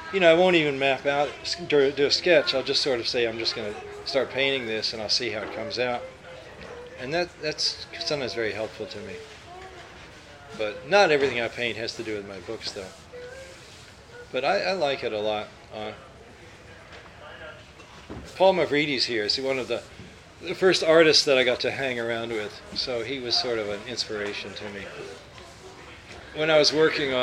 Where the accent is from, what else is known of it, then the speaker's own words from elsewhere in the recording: Louisville, Kentucky, United States; moved away as an adult; now in California, United States; I grew up in Louisville. It actually was a suburb of Louisville, St. Matthews, near Harrods Creek. And I lived there until I went to college when I was 18